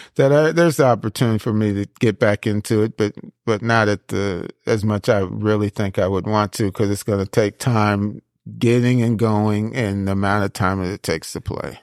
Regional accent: Seaside, California, United States; moved away as an adult; also born or lived in France; now in Tennessee, United States; I was born in France. Uh, but I was raised in Seaside

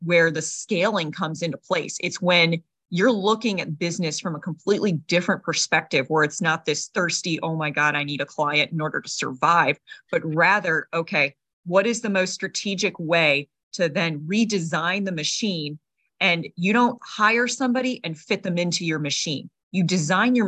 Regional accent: United States; being American

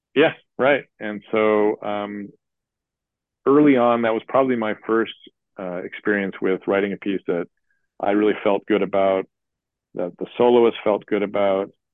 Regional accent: Chicago, Illinois, United States; I grew up in Chicago

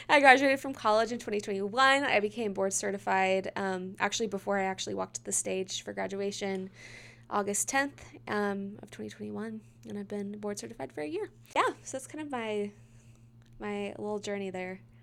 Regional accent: Midlothian, Texas, United States; born or raised there

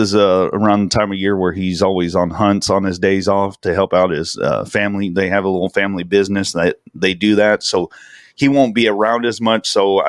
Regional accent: the South, United States; because we're from the South, and I was like, yeah, Southern Takeover, that's cool.

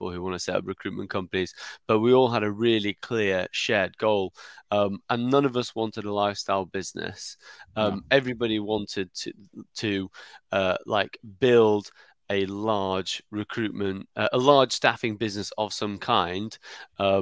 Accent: Sheffield, Yorkshire and the Humber, United Kingdom; also born or lived in Singapore; I'm from Sheffield, sort of 5 minutes down the road from you.

